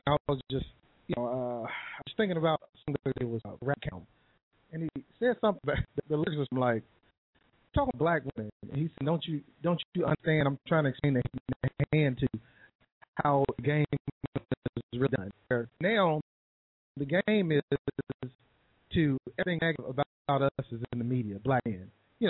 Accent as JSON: {"language": "English", "region": "Midwest", "country": "United States", "tie": "born or raised there", "said": "I'm from the Midwest, and our point of reference is different because growing up in the Midwest"}